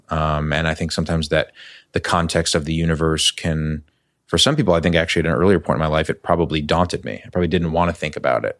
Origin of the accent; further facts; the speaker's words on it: New York City, New York, United States; moved away as an adult; now in Los Angeles, United States; I grew up in New York City. I grew up in Chelsea